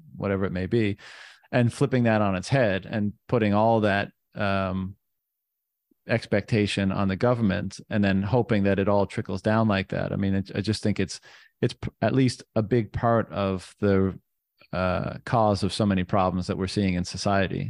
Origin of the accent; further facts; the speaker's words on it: Canada; I'm, I'm from Canada